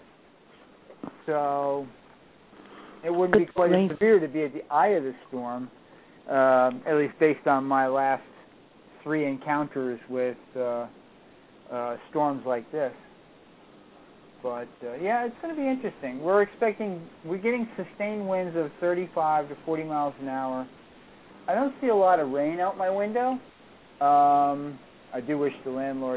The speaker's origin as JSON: {"language": "English", "region": "New England", "country": "United States", "said": "I'm from New England"}